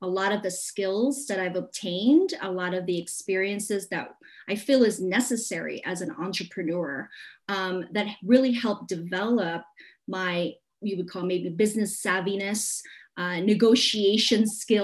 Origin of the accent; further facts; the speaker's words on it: Hong Kong; moved away; I was born in Hong Kong, so I was very familiar with the traditions of feng shui and all that stuff